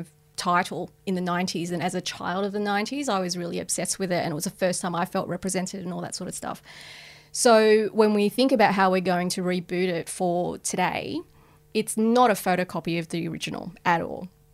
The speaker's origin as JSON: {"language": "English", "country": "Australia", "said": "as Australians, we're experts"}